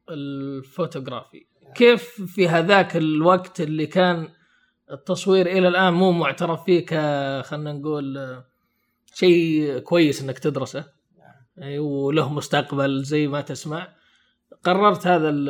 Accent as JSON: {"language": "Arabic", "country": "Saudi Arabia", "said": "ما يدرس عندنا بالسعوديه"}